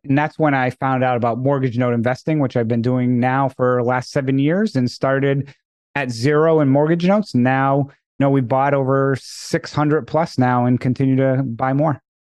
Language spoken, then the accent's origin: English; Northeast, United States; moved away; I'm originally from the Northeast